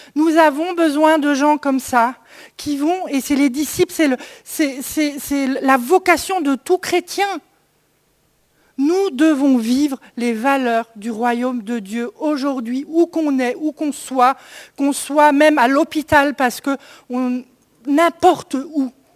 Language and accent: French; Sainte-Marie-aux-Mines, Grand Est, France; de là où je viens, la vallée de Sainte-Marie-aux-Mines